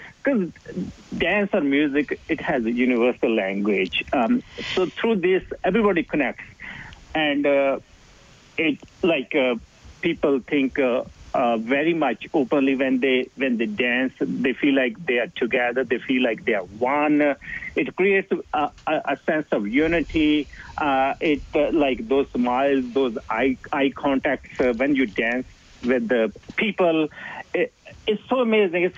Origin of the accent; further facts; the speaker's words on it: Punjab, India; moved away as an adult; also born or lived in Squamish, Canada / Whistler, Canada / Saskatoon, Canada; now in Whitehorse, Canada; Originally, I'm from Punjab, which is in the north of India, close to Kashmir